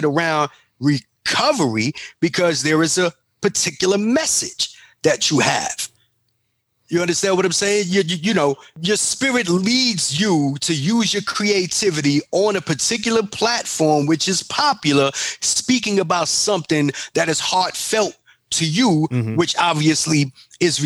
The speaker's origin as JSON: {"language": "English", "town": "New York City", "region": "New York", "country": "United States", "tie": "born or raised there", "said": "I'm from Bronx and I'm from Harlem"}